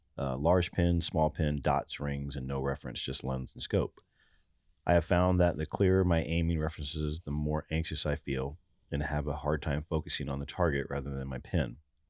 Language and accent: English; Ohio, United States; There, so I'm from Ohio.